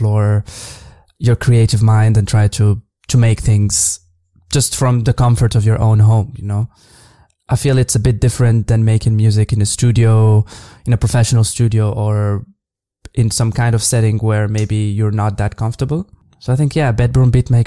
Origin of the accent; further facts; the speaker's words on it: Casablanca, Casablanca-Settat, Morocco; moved away as an adult; now in Berlin, Germany; I grew up in Casablanca almost my whole life before moving abroad a few years ago